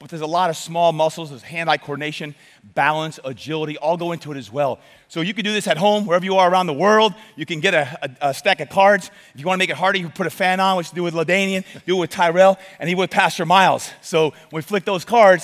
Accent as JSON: {"language": "English", "town": "Brick", "region": "New Jersey", "country": "United States", "tie": "born or raised there", "moved": "as an adult", "lives_now": "San Diego, United States", "said": "I grew up in Brick, New Jersey"}